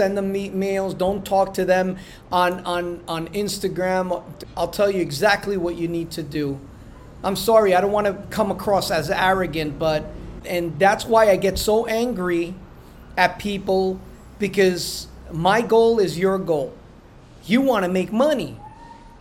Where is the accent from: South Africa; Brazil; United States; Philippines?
United States; New Jersey; I'm from Jersey